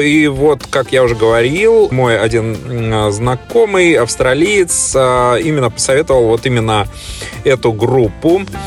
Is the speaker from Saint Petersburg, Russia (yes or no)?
yes; Saint Petersburg, Russia; now in Australia; я, собственно, родом из Санкт-Петербурга